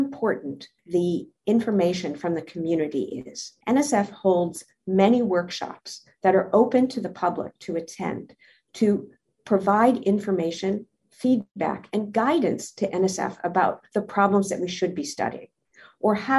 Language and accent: English; Minnesota, United States; moved away; also born or lived in the Northeast / the Deep South; I grew up in Minnesota in a small town.